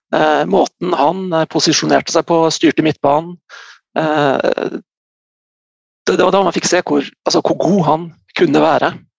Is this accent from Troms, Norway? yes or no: yes; Bardu, Troms, Norway; also born or lived in Salangen; jeg er opprinnelig fra Bardu, så jeg begynte å spille i Bardu